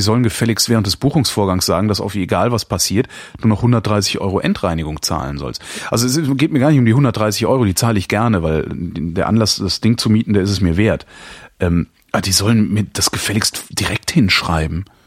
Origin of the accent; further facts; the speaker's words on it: Germany; hier bei uns in Deutschland